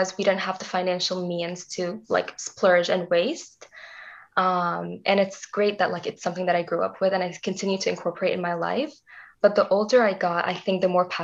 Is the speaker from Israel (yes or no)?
no; Dubai, United Arab Emirates; also born or lived in Canada; now in Waterloo, Canada; I was born in Dubai, and that's where I grew up until my parents decided to move to Canada in 2009